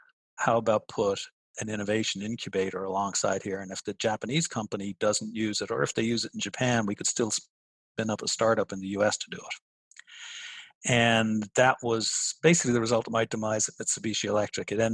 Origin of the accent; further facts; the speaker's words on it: Dublin, Leinster, Ireland; moved away as an adult; also born or lived in United States; now in Pittsburgh, United States; I'm this kid in Dublin, Ireland